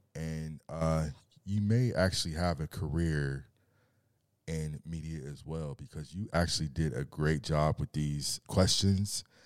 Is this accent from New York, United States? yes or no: no; Carson, California, United States; also born or lived in Torrance; I'm from Torrance, by way of Carson, one hundred sixty-ninth and Avalon, Centerview.